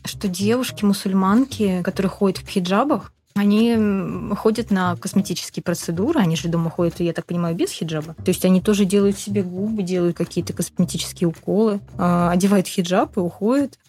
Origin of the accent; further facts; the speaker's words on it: Russia; я родилась в России христианкой